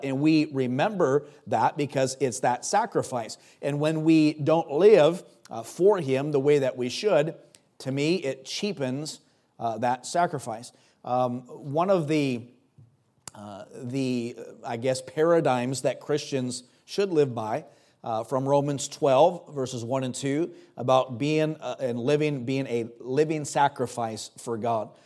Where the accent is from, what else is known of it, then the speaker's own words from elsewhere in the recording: United States; my citizenship as an American